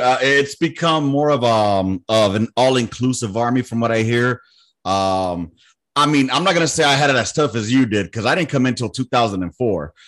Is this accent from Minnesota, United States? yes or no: no; Los Angeles, California, United States; moved away; also born or lived in Miami; I grew up in South Central